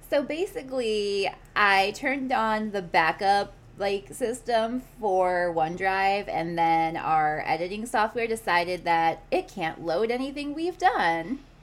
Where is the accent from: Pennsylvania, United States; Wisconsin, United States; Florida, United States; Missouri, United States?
Wisconsin, United States; Milwaukee; now in Kansas City, United States; my hometown of Milwaukee